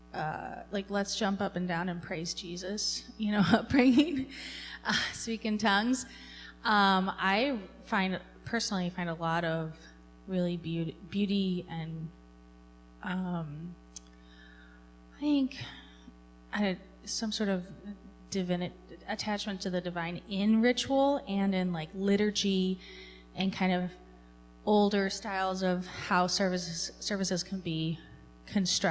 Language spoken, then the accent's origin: English; United States; I'm an American